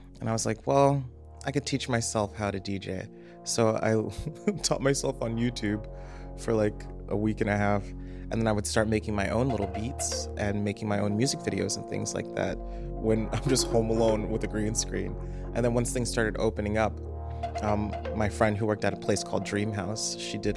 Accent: Richland Park, Illinois, United States; moved away as an adult; now in Chicago, United States; I'm from Richland Park, Illinois, which is like 45 minutes outside of the city

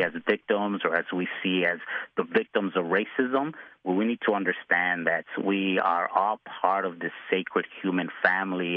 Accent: Chicago, Illinois, United States; I grew up in uh, Pilsen and, and Little Village's home

